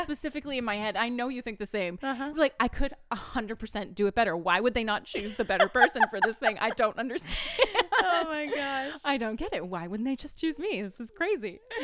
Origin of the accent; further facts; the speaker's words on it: Maine, United States; the band is all we're all from Maine.